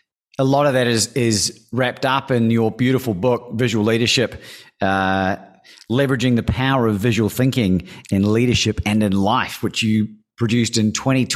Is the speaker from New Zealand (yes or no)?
yes; New Zealand; also born or lived in Australia; the culture in which I grew up in New Zealand and Australia, being exposed to a lot of English and South African cultures